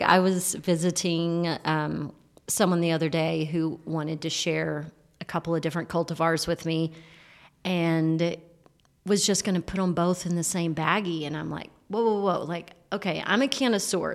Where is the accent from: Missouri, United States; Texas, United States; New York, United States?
Texas, United States; moved away as an adult; also born or lived in California; I've just returned to Texas a year ago after being in California for eight years, and when I got back, I'm like, Yeah, I'm a Texan.